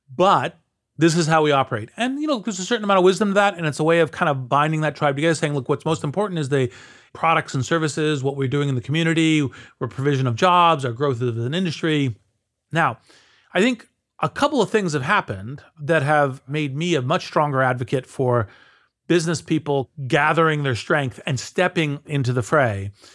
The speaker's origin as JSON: {"language": "English", "country": "United States"}